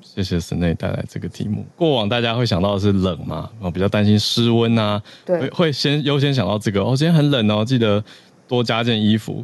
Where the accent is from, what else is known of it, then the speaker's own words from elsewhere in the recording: Taiwan; 我台湾人的角度